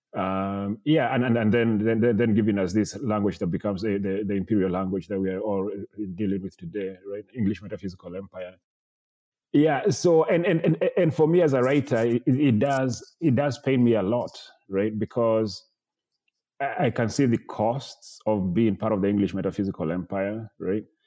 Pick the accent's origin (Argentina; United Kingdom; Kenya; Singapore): Kenya; moved away; I was a visiting professor in, uh, in, my hometown in Kenya